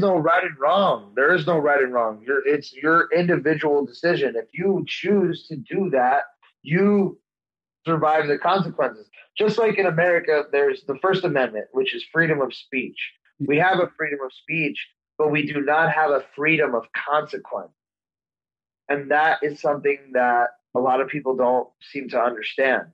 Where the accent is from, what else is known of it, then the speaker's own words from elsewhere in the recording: El Paso, Texas, United States; my hometown of El Paso, Texas